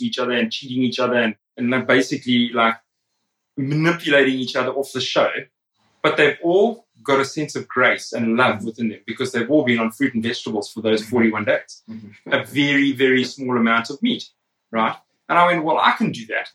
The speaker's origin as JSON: {"language": "English", "country": "South Africa", "tie": "born or raised there", "said": "I grew up in South Africa."}